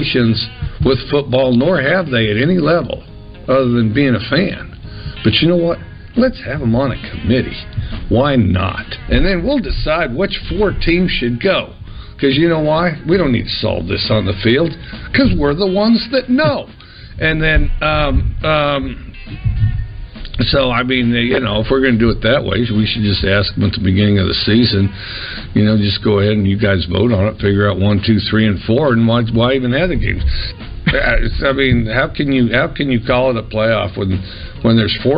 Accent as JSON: {"language": "English", "country": "United States", "said": "we're American"}